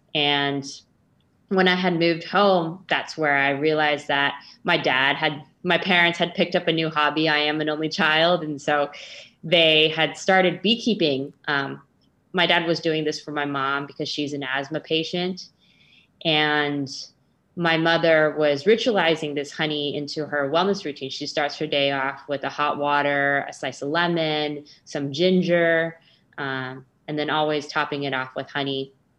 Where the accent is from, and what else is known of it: Bay Area, California, United States; born or raised there